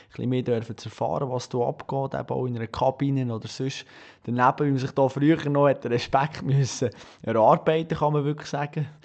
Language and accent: German; Bern, Switzerland; man als Berner